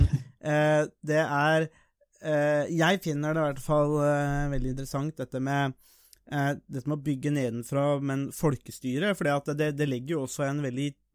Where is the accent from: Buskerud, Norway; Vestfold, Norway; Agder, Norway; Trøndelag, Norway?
Buskerud, Norway; Nesbyen; jeg er jo fra Nesbyen